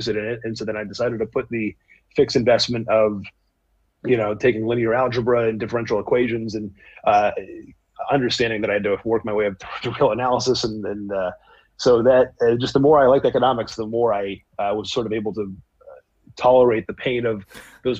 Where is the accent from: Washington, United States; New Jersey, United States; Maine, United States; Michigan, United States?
Maine, United States; Bangor; moved away as an adult; also born or lived in New York City; now in Stanford, United States; I grew up in Bangor, Maine, spent all 18 years there, graduated high school.